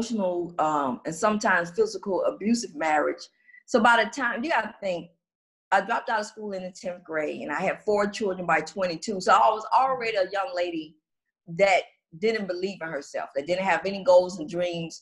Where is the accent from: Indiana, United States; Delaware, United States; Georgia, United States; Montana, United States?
Georgia, United States; Atlanta; I'm born and raised in Atlanta, Georgia.